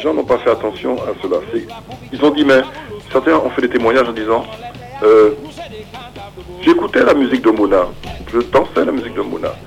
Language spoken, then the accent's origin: French; Martinique; je suis de la Martinique